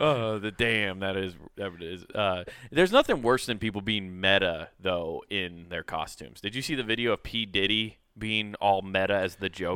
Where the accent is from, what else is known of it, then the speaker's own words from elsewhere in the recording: Detroit, Michigan, United States; I'm from Detroit